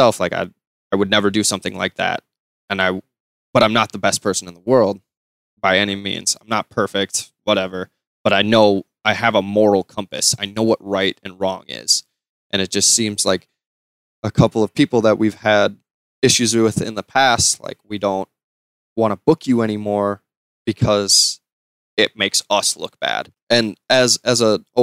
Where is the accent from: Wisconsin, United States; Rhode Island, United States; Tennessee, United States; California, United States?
Wisconsin, United States; we're from Wisconsin